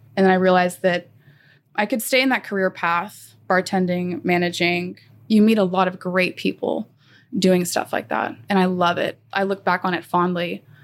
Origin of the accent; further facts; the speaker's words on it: Magnolia, Texas, United States; also born or lived in Austin, Texas / Houston, Texas; I grew up in Magnolia, Texas